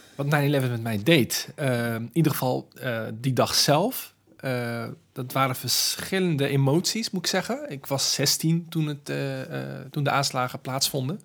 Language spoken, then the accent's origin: Dutch; Rotterdam, South Holland, Netherlands; ik, ben geboren en getogen in Rotterdam